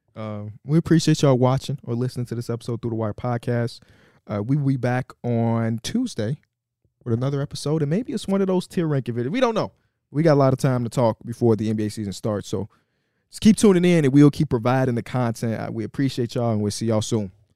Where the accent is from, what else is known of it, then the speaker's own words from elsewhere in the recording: Chicago, Illinois, United States; North Avenue, Austin, which is where I am from